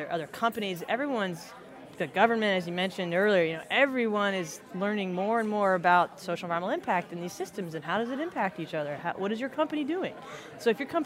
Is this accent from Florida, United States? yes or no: yes; Florida, United States; moved away as an adult; also born or lived in Minnesota; now in New Orleans, United States; I was born and raised in Florida.